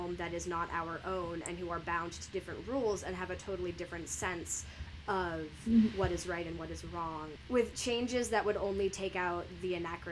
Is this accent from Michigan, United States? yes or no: no; Connecticut, United States; I'm from Connecticut